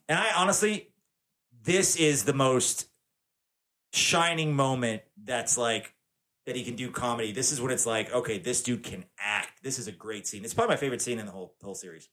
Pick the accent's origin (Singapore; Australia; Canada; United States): United States; Tennessee; I'm from Tennessee. I've been all over the South